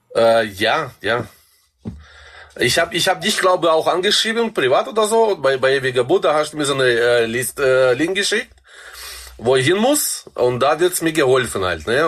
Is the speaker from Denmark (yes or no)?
no; Kazakhstan; also born or lived in Black Forest, Germany; now in Germany; Ich bin in Kasachstan geboren.